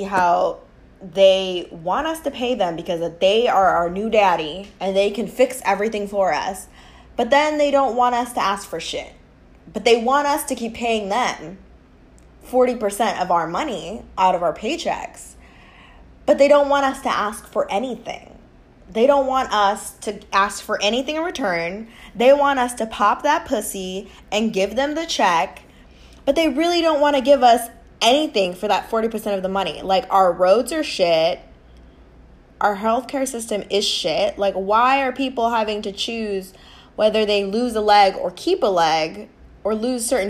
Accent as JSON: {"language": "English", "country": "United States", "said": "Us, as the American people"}